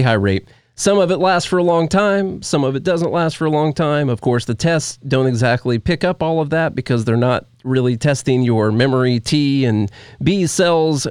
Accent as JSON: {"language": "English", "country": "United States", "said": "as an American person"}